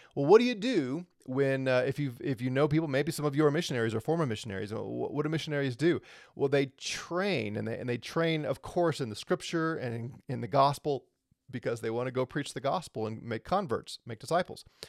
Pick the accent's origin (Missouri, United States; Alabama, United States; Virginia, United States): Missouri, United States; St. Louis; I'm a natural born U S citizen, born in Saint Louis, Missouri. I live here in America